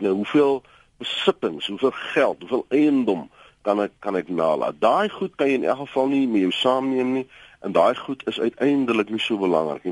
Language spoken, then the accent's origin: Afrikaans; South Africa; ons as Afrikaners het 'n sekere erfenis